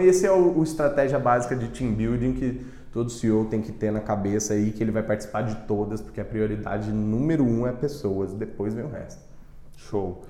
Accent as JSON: {"language": "Portuguese", "region": "Mato Grosso do Sul", "country": "Brazil", "said": "eu sou de Mato Grosso do Sul"}